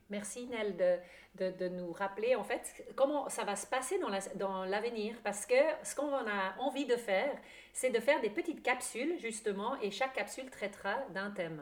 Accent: German-speaking Switzerland, Switzerland; French is a second language; moved away; j'ai un petit accent. C'est, je suis une Suisse allemande qui a vécu à l'étranger pendant longtemps

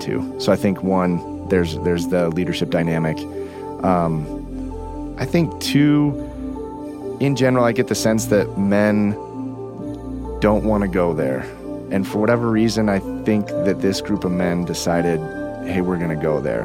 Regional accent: Lafayette, Colorado, United States; I grew up in Lafayette

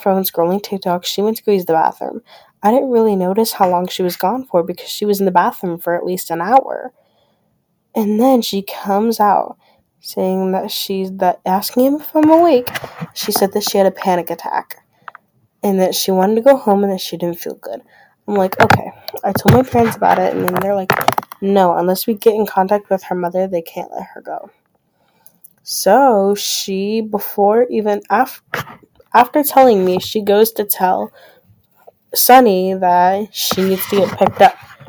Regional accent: Grand Rapids, Michigan, United States; I grew up in Grand Rapids, Michigan

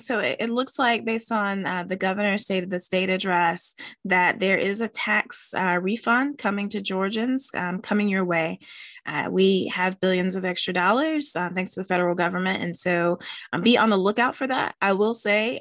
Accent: West Virginia, United States; my home state of West Virginia

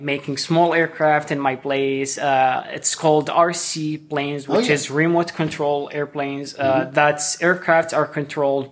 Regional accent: Saudi Arabia; English is a second language; moved away as an adult; also born or lived in Washington, D.C.; now in Seattle, United States; I'm originally from Saudi Arabia

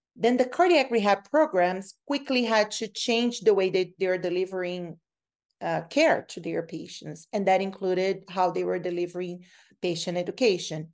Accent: Brazil; moved away as an adult; now in Canada; I'm from Brazil. So, uh, when I came from Brazil to Canada to study

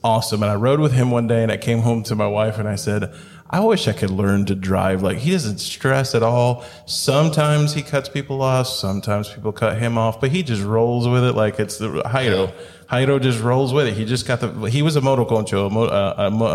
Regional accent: Chattanooga, Tennessee, United States; moved away; I'm from Chattanooga, Tennessee

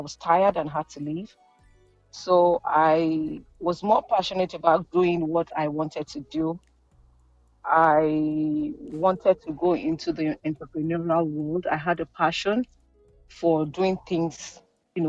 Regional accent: Nigeria; I am from Nigeria. I am based in Lagos.

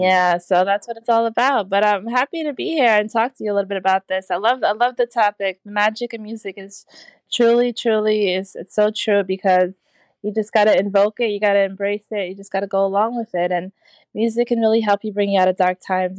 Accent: Trinidad & Tobago; I'm from Trinidad

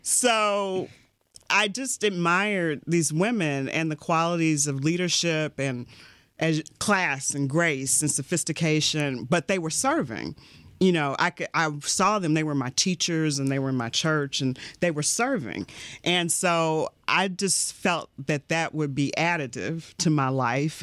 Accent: Louisville, Kentucky, United States; moved away; I grew up in Louisville, Kentucky

